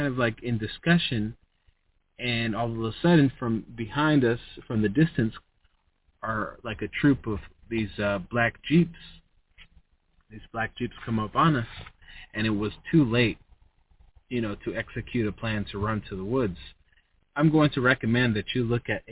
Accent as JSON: {"language": "English", "country": "United States", "tie": "born or raised there", "said": "I was born in the USA. I'm an American, and I love my people"}